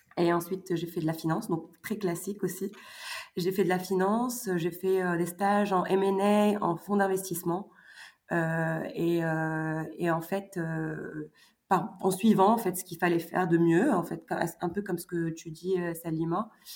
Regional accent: Morocco; moved away as an adult; also born or lived in France; à 17-18 ans, donc j'ai quitté le Maroc

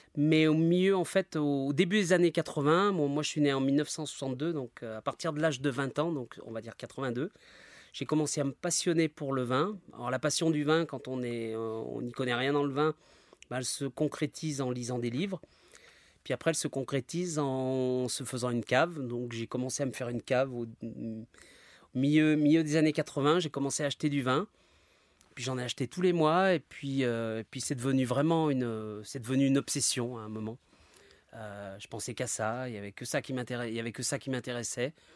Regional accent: Isère, Auvergne-Rhône-Alpes, France; now in Saint-Michel-sur-Rhône, France; Je suis originaire de l'Isère, donc euh, mes parents habitaient près de la côte Saint-André

